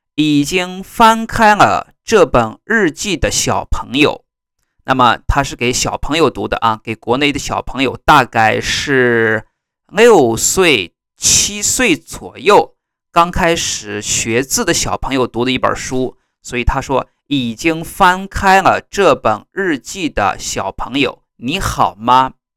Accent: China; 在我们中国呢，我们把它叫做语文

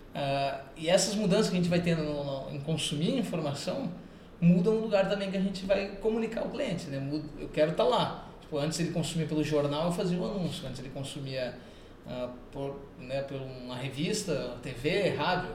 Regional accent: Brazil; eu sou brasileiro

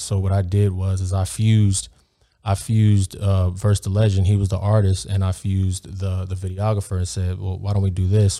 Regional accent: Beverly Hills, California, United States; I grew up in Beverly Hills

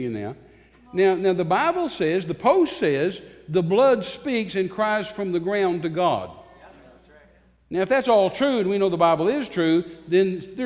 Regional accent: Texas, United States; I'm a Texan

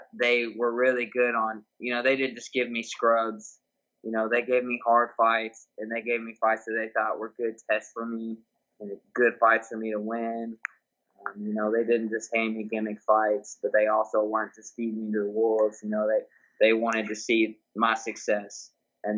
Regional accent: Louisville, Kentucky, United States; I'm from Louisville, Kentucky. And I was born and raised here

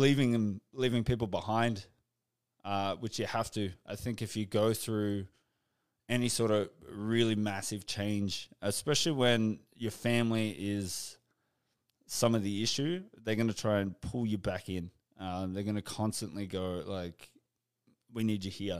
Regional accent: Canberra, Australian Capital Territory, Australia; moved away as an adult; I was just recently back in my hometown in Canberra

